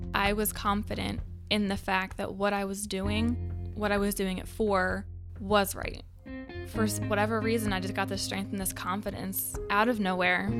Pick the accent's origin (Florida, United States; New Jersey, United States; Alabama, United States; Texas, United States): New Jersey, United States; I am from South Jersey